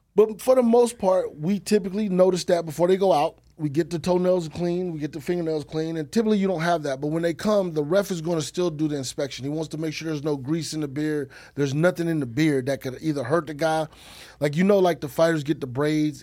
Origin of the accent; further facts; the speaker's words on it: Texas, United States; I'm from Texas, so I know the lingo.